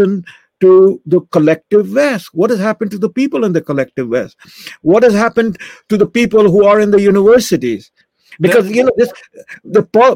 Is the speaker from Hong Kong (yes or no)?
no; India; now in Canada; me growing up in India